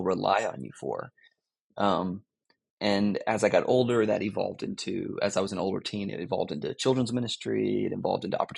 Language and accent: English; Florida, United States; moved away as an adult; now in Greensboro, United States; I grew up in Florida